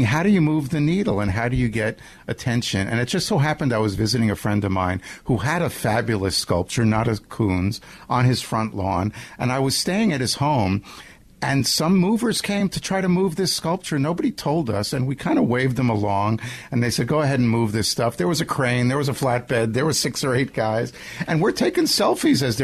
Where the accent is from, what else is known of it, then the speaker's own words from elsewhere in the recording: Nassau County, Long Island, New York, United States; I grew up on Long Island